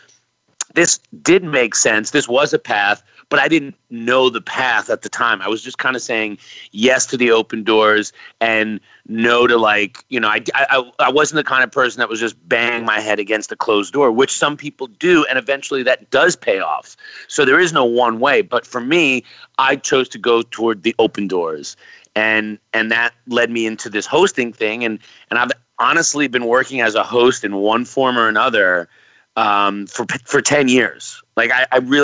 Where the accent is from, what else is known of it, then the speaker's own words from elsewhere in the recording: Long Island, New York, United States; moved away as an adult; also born or lived in Philadelphia / Los Angeles; I am from Long Island and I lived in New York first